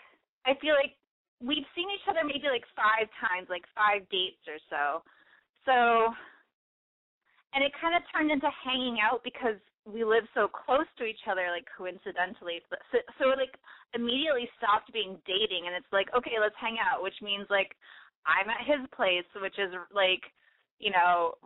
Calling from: Chicago, Illinois, United States; I'm 24, and I am calling from Chicago with a boy problem.

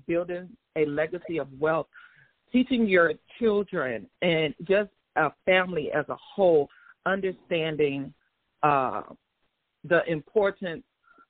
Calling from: Atlanta, Georgia, United States; I'm Midtown Atlanta.

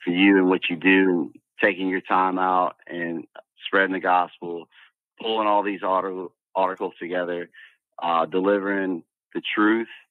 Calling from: Louisiana, United States; I'm calling down from Louisiana

